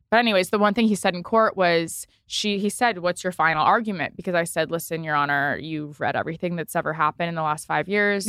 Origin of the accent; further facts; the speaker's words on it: East Coast, United States; also born or lived in Los Angeles; now in New York, United States; I'm from the East Coast originally.